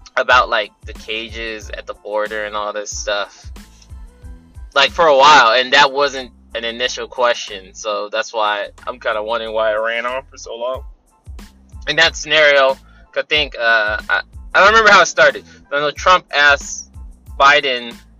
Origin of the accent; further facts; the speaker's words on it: California, United States; I'm from California